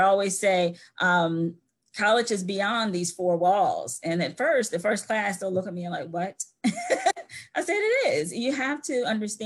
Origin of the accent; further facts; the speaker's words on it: Salisbury, Maryland, United States; I grew up here in Salisbury, and had found it to be an area that was great to be a part of as a child and as an adult